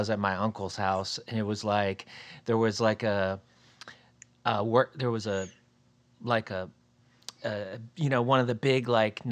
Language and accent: English; Florida, United States; moved away; The area where I grew up in Florida